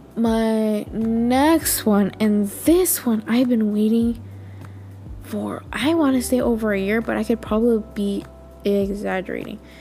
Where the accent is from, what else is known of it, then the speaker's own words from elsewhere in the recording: United States; I'm just an American